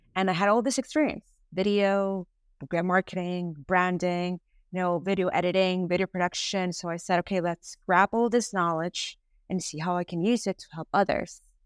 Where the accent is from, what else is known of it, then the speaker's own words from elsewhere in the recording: Venezuela; moved away as an adult; now in United States; I am originally from Venezuela. I've been here in the United States for almost thirteen years